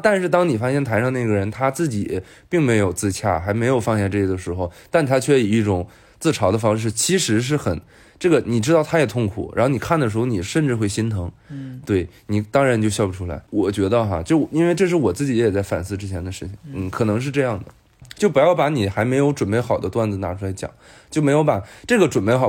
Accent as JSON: {"language": "Chinese", "region": "Northeast China", "country": "China", "also_born_or_lived": "Beijing", "moved": "yes", "lives_now": "Shanghai, China", "said": "我们东北人话"}